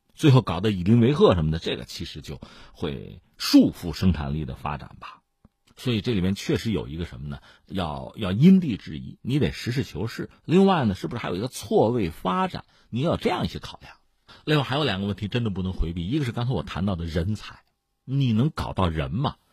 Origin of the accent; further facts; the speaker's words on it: Hebei, China; 我们是河北人嘛